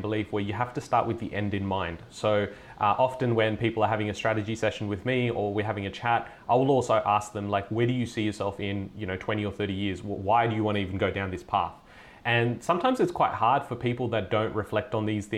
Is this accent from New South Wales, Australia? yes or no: yes; Sydney, New South Wales, Australia; I was born here in Sydney, have lived my entire life in Sydney